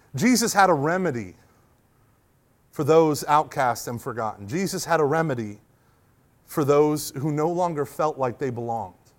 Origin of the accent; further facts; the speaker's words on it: United States; also born or lived in Rust Belt of Ohio; being an American